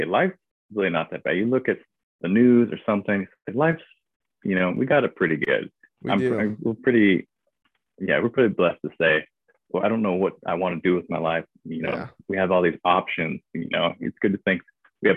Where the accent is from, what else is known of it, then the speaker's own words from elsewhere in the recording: Redding, California, United States; moved away as an adult; also born or lived in Missouri; I grew up in Redding in Northern California